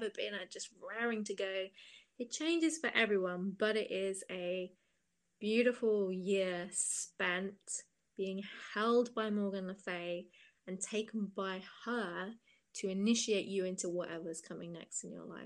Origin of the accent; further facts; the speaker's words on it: Cambridge, East of England, United Kingdom; I'm from Cambridge in England, which is a university town